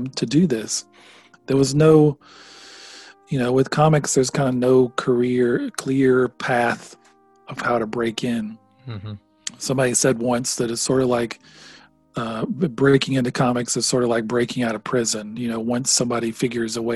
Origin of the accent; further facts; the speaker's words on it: Jasper, Alabama, United States; I grew up in Jasper, in a small town